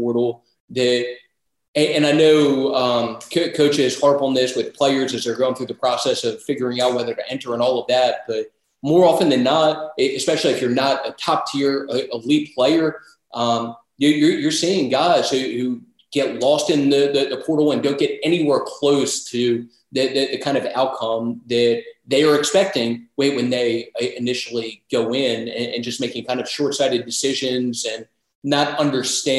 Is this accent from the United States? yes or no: yes; Maryland, United States; moved away as an adult; also born or lived in Alabama; I'm originally from Maryland